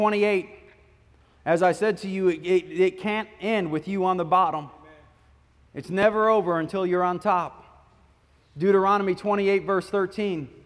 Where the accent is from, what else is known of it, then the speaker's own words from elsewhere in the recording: Michigan, United States; When I was a kid, I grew up in Michigan on the Great Lakes